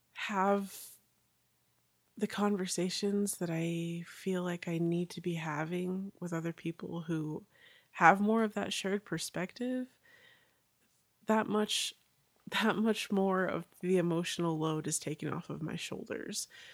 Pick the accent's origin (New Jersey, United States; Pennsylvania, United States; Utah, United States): Utah, United States; Orem; I was born and raised in Orem, Utah